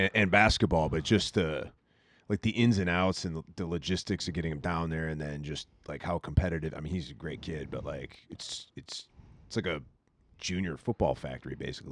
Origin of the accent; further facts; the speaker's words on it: Detroit, Michigan, United States; moved away; I grew up in Detroit